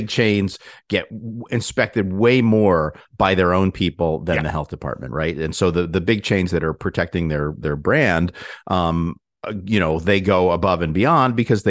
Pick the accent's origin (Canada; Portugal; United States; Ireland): United States; Hartford, Connecticut; born there; I was born in Hartford Hospital.